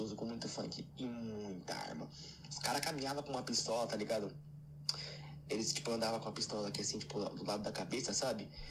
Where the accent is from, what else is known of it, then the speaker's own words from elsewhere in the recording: São Paulo, Brazil; Eu sou de São Paulo